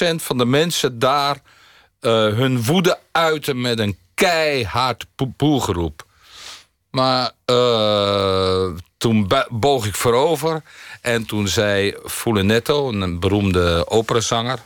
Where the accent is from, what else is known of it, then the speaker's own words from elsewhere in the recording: near Rotterdam, South Holland, Netherlands; also born or lived in Munich / Varik; dit is natuurlijk een stad die diep in mijn hart zit, omdat ik er vlakbij geboren ben